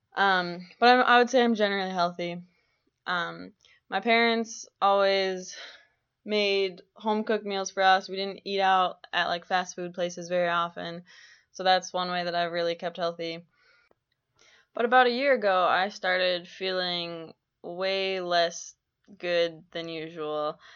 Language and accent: English; Minneapolis–Saint Paul, Minnesota, United States; moved away as an adult; now in Grand Forks, United States; I'm from the Twin Cities in Minnesota.